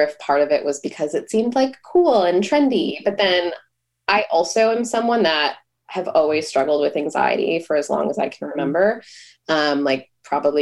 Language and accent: English; Buffalo, New York, United States; moved away as an adult; now in Boston, United States; I grew up in Buffalo, New York, so I didn't have any friends or family here